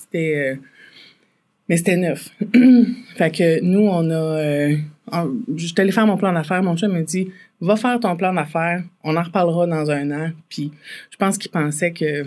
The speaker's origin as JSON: {"language": "French", "town": "Farnham", "region": "Quebec", "country": "Canada", "tie": "born or raised there", "said": "viens de Farnham. Euh, en fait, euh, entre Farnham, entre puis Saint-Césaire, sur le, la rivière euh, Yamaska, en fait, j'étais euh, j'ai grandi sous le bord de la rivière Yamaska."}